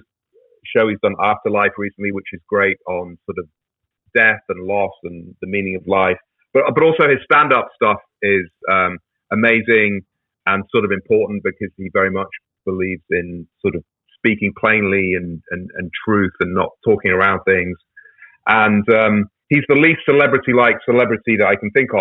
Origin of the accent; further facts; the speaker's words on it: United Kingdom; now in Northern Virginia, United States; I'm an American citizen as well as British